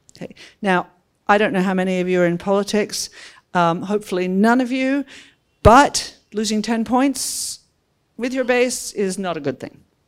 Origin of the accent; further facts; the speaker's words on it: Australia; moved away as an adult; now in Washington, United States; hopefully you can hear that I come from Australia, but not from Sydney